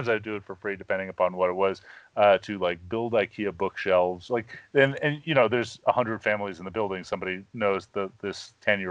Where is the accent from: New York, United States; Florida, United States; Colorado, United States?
New York, United States; I grew up in New York.